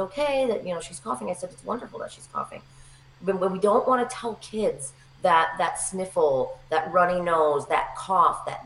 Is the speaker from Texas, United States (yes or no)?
no; Capital District, New York, United States; also born or lived in Boston / Plattsburgh / Saratoga; I grew up in the Capital District